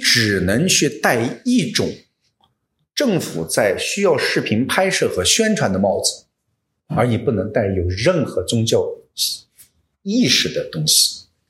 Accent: Xinjiang, China; first language Hui dialect; Chinese is a second language; moved away; 带着我们一家人，扒 着煤车逃到了新疆

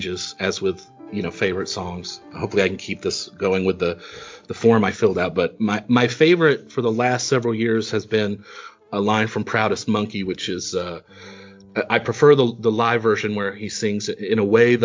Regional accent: East Coast, United States; also born or lived in Kentucky; I grew up on the East Coast, but I was born in Kentucky.

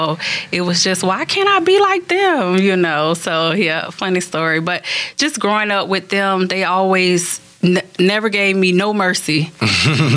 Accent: Bradenton, Florida, United States; I grew up Manatee County, Bradenton, three brothers, only girl

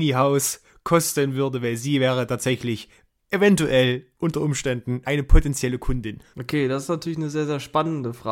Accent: Thuringia, Germany; Ja, also ich sag mal so, als Thüringer

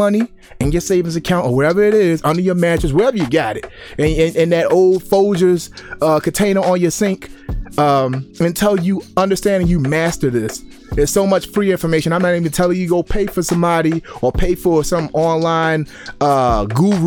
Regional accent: Baltimore, Maryland, United States; I grew up in Baltimore, Maryland

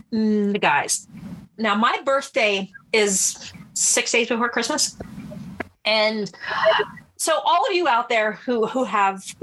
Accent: New Jersey, United States; I grew up in New Jersey

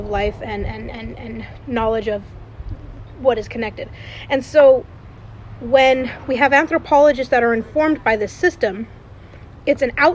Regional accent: Indian Canyon Nation, central coastal California, United States; I come from Indian Canyon Nation

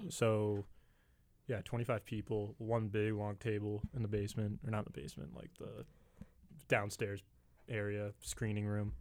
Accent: San Francisco, California, United States; I'm from San Francisco

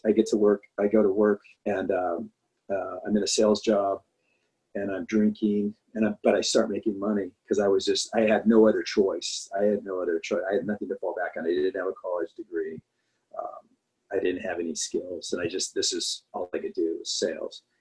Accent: Anaheim, California, United States; I grew up in Anaheim, California

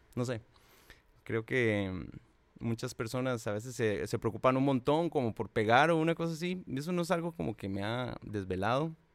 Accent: Cartago, Costa Rica; yo soy de Cartago

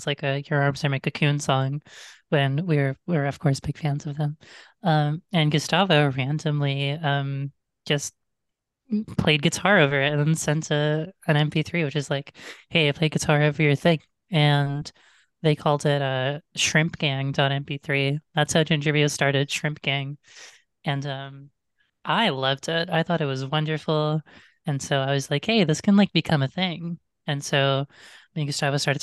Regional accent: Toronto, Ontario, Canada; I am from Toronto, Ontario.

